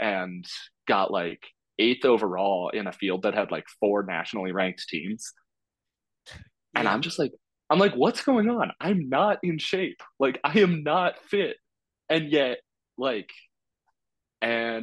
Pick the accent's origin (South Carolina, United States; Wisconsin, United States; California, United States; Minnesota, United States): California, United States; moved away as an adult; also born or lived in Iowa / Colorado; I'm from California originally